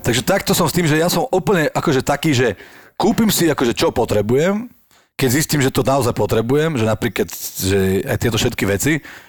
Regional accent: Levice, Nitra Region, Slovakia; ja som z Levíc

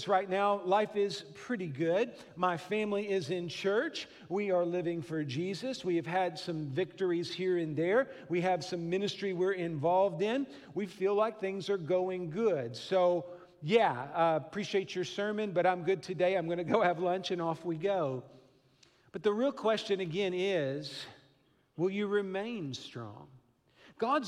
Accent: Midwest, United States; also born or lived in Fort Worth, Texas; I grew up here in the Midwest

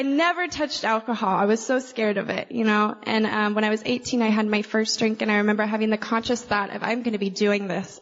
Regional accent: Oklahoma, United States; I'm from Oklahoma, and they call us the buckle of the Bible Belt.

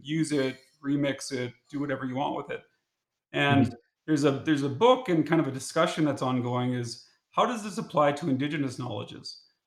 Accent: Saskatchewan, Canada; growing up in Saskatchewan

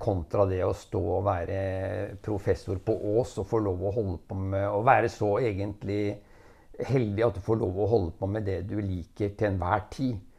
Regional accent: Rygge, Østfold, Norway; also born or lived in Nesbyen, Hallingdal / Jeløya, Moss; vokste jeg opp først på Larkollen, og så i Rygge, og så i Råde

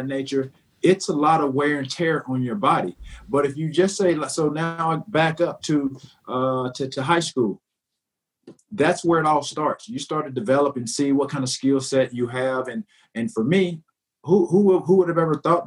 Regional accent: the South, United States; growing up in the South, with my grandmother, by my grandmother

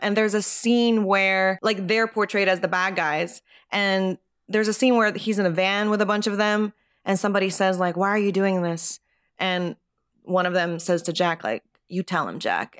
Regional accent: Japan; moved away as an adult; now in United States; I was born and raised in Japan until I was 18

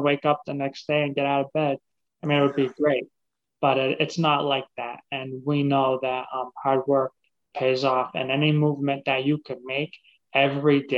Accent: Massachusetts, United States; now in Florida, United States; I'm originally from Massachusetts

